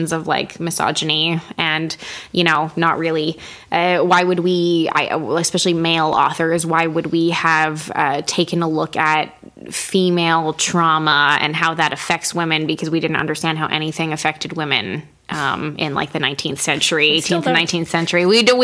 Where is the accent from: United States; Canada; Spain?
Canada; I don't know anything about hockey as a Canadian